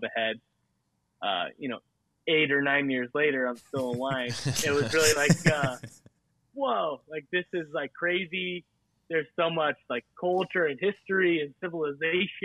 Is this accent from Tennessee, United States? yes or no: no; Northern California, United States; moved away as an adult; now in Fennville, United States; I grew up in Northern California, like close to Napa, close to Sonoma